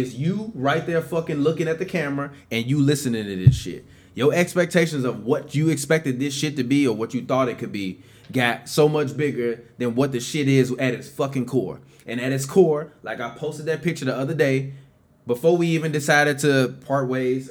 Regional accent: Chicago, Illinois, United States; we two motherfuckers from the south side of Chicago, near goddamn 90th and Racine

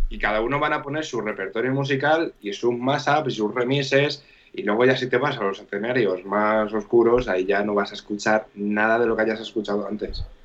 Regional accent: Castilla-La Mancha, Spain; also born or lived in Gandia; yo pues llegué de Castilla-La Mancha

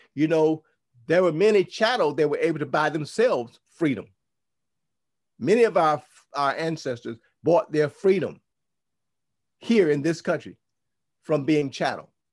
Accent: United States; because we grew up in the United States of America, we grew up in Rome, our mindset is European

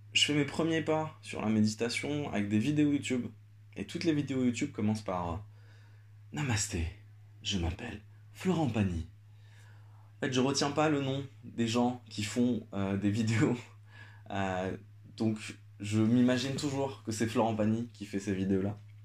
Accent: Algeria; now in Paris, France; moi je suis algérien, j'ai grandi en Algérie

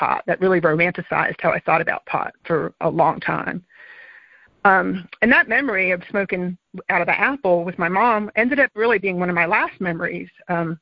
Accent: Miami, Florida, United States; I grew up in Miami in the 70s

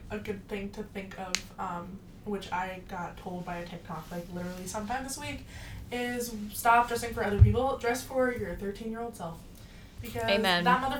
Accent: United States; we mm-hmm. live in America now, we were raised in America

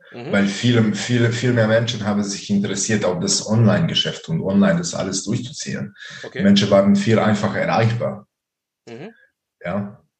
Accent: Baden-Württemberg, Germany; ich bin äh, von Nähe von Ravensburg.

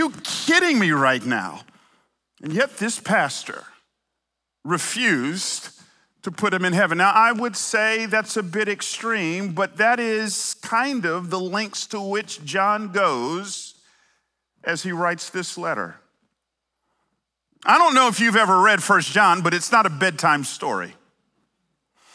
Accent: Atlanta, Georgia, United States; moved away; also born or lived in California; I might have moved here from California, but I grew up in Atlanta

